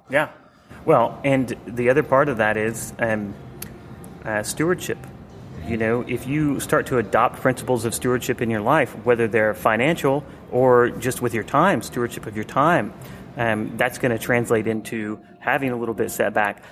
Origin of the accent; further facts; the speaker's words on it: Atlanta, Georgia, United States; I grew up in the Atlanta area